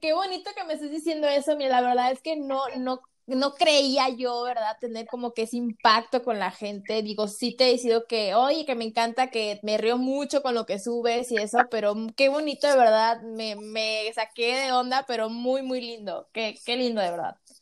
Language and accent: Spanish; Tampico, Tamaulipas, Mexico; now in Mexico City, Mexico; yo soy de Tampico, Tamaulipas